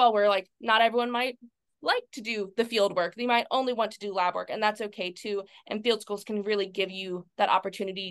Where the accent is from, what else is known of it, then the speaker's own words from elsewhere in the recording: near New Orleans, Louisiana, United States; New Orleans, 2017. I went because it was really close to my hometown